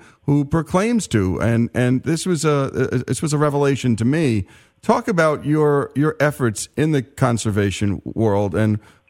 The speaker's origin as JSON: {"language": "English", "region": "New York", "country": "United States", "tie": "born or raised there", "moved": "as an adult", "lives_now": "Oxford, United States", "said": "I grew up near New York City"}